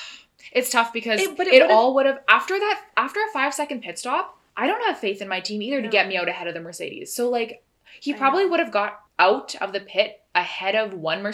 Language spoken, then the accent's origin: English; Canada; I'm Canadian